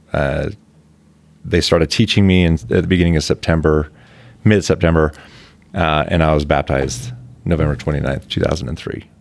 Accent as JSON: {"language": "English", "town": "Provo", "region": "Utah", "country": "United States", "tie": "born or raised there", "said": "I was born and raised in Provo"}